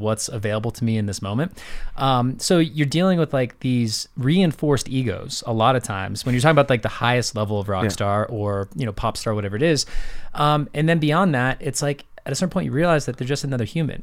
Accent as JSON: {"language": "English", "town": "St. Petersburg", "region": "Florida", "country": "United States", "tie": "born or raised there", "said": "I grew up in St. Pete, Florida"}